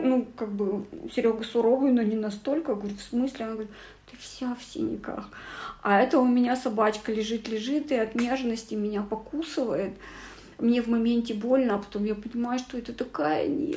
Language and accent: Russian; Kazakhstan; moved away; я много лет не была у себя на родине